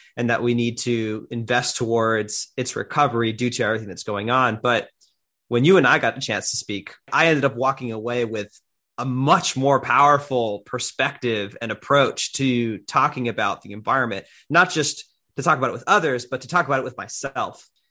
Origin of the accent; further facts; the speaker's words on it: Miami, Florida, United States; I am originally from Miami, Florida